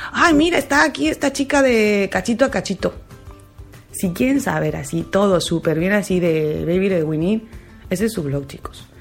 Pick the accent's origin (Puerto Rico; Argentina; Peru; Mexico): Mexico; now in Spain; estoy muy orgullosa, muy, muy orgullosa de ser mexicana.